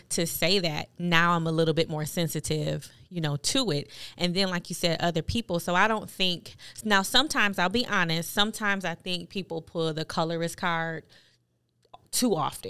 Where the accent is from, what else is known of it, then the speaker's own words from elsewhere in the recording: Buffalo, New York, United States; as a kid, um, growing up in Buffalo, New York